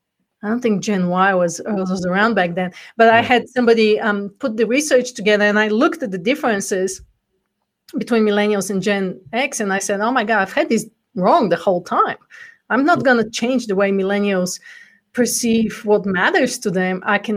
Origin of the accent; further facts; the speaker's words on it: Bulgaria; accent: Bulgarian; English is a second language; now in United States; Well, actually, before I came from the corporate world, I came from Bulgaria, which is where the accent's from. So I'm actually a first generation immigrant in America